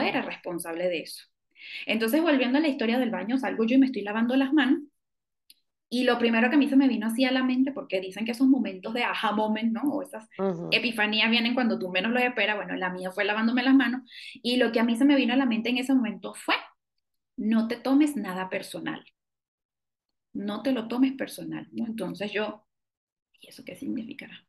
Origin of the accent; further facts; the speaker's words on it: Venezuela; moved away as an adult; now in Mexico; yo soy venezolana